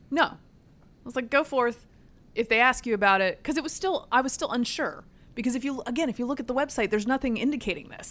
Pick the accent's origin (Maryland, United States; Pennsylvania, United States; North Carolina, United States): North Carolina, United States; Durham; also born or lived in Northern Virginia; now in Arlington County, United States; I sent my children to camp in my hometown. which is in the state of North Carolina